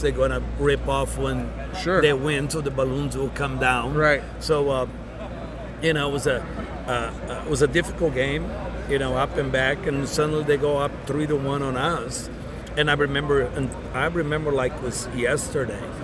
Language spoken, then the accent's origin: English; Brazil; also born or lived in Dallas / Tampa; now in United States; growing up in Brazil in a small town